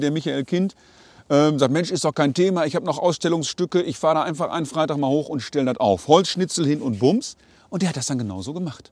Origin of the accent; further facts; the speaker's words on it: Sauerland, North Rhine-Westphalia, Germany; also born or lived in Körbeke, Möhnesee; kennen wir als Sauerländer